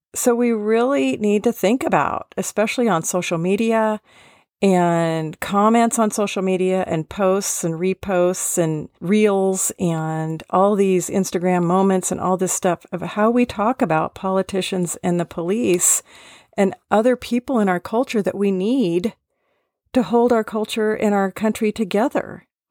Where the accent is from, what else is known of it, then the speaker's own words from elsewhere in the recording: Seattle, Washington, United States; I was born in Seattle